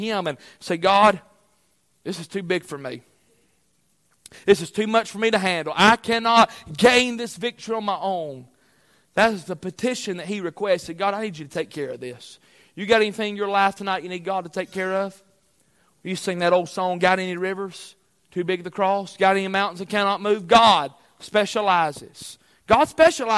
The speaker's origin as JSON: {"language": "English", "country": "United States", "said": "I'm an American citizen"}